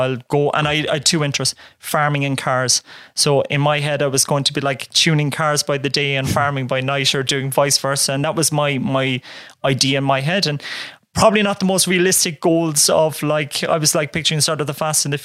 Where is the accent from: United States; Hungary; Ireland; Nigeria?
Ireland; North Cork, Munster; So I grew up on a farm, humble background. So in Castletown Road, which is a small little village in North Cork